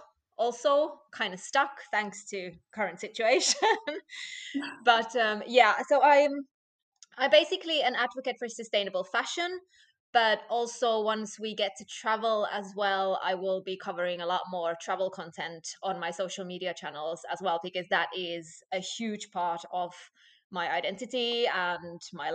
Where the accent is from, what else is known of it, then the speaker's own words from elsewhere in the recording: Finland; moved away as an adult; also born or lived in Scotland / London / Slovakia; now in Estonia; I am originally from Finland. So I was born and raised there. But I moved to Scotland when I was, I think, 19. And from Scotland, I moved to London. And from London, I went back to Finland for a bit. And then I moved to Slovakia.